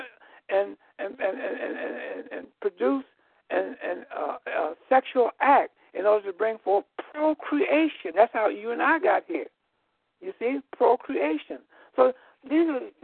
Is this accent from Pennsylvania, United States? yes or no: no; Chicago, Illinois, United States; I was born here in Illinois, in Chicago, Illinois